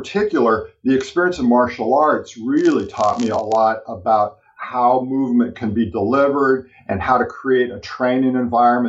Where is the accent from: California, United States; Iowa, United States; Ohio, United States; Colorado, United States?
California, United States; I grew up in California